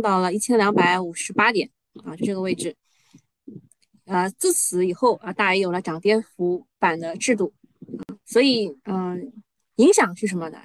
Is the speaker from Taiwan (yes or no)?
no; China; 作为中国人